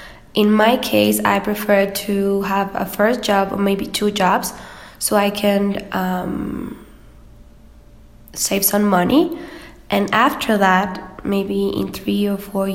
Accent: Cancún, Quintana Roo, Mexico; English is a second language; moved away as an adult; also born or lived in Vancouver, Canada / Puebla, Mexico; now in Mexico City, Mexico; I was born in Cancun, and then I moved to Puebla, and then right here in the Mexico City.

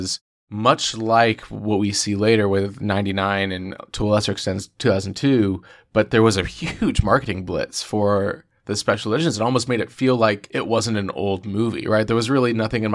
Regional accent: Dallas, Texas, United States; I grew up in Dallas, Texas

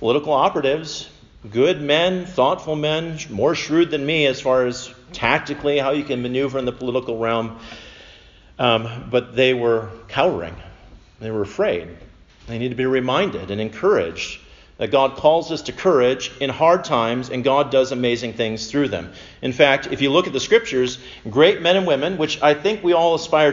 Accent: Minnesota, United States; I'm from Minnesota

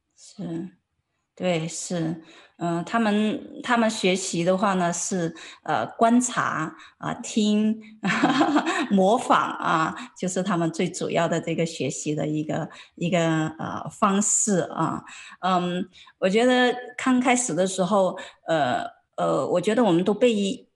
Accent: China; 很多作为中国人来讲的话呢，都会很担心

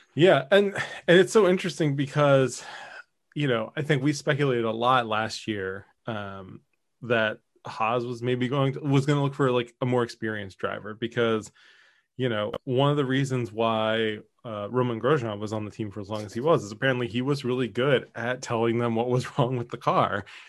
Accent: Philadelphia, Pennsylvania, United States; growing up in Philly

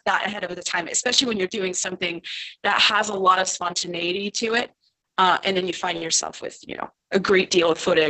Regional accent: Romandy, Switzerland; first language French; English is a second language; moved away as an adult; also born or lived in United States; now in Paris, France; I grew up in Switzerland, but I live in France right now, and I lived in the States

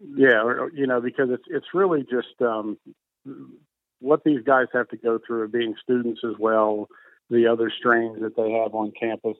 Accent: outside of Pittsburgh, Pennsylvania, United States; I grew up outside of Pittsburgh, not too far.

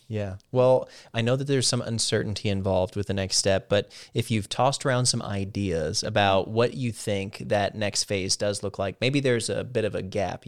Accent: Midwest, United States; moved away; being from the Midwest

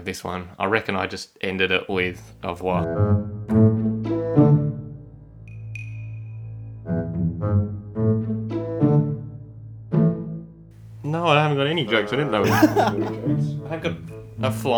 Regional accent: Australia; je suis Australian.

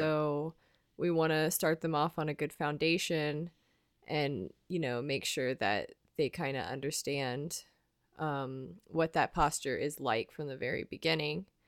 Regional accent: United States; as Americans

